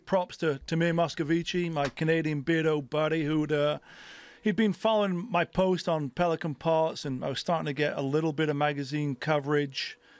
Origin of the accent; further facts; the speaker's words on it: England, United Kingdom; moved away as an adult; now in United States; growing up in England and then coming to America as a 19-year-old, not knowing anybody, but just sort of following your passion.